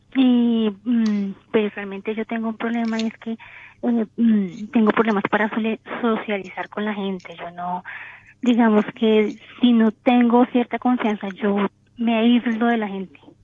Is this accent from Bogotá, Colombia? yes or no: yes; Bogotá, Colombia; yo soy de Colombia, Bogotá.